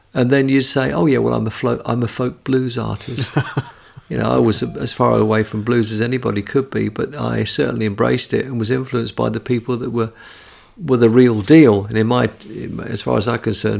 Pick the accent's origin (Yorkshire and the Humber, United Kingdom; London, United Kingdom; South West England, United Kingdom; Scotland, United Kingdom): London, United Kingdom; I was a Londoner. I was from the South.